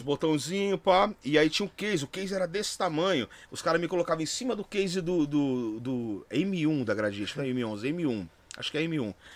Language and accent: Portuguese; São Paulo, Brazil; also born or lived in Taboão da Serra; eu sou da Barra Funda